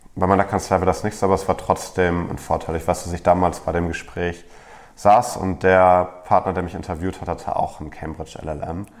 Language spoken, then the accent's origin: German; Germany; als Deutscher